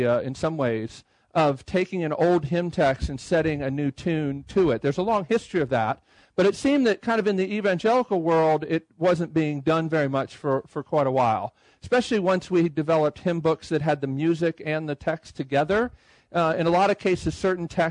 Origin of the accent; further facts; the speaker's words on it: Baltimore, Maryland, United States; moved away as an adult; also born or lived in Boston; now in Nashville, United States; I'm from the Baltimore area